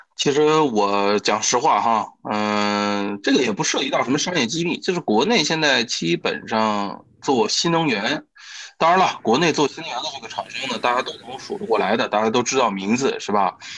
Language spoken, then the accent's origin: Chinese; China; 我们中国人